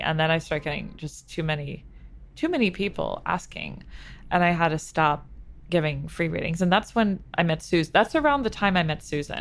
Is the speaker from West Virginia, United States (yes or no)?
no; New York City, New York, United States; I grew up in New York City too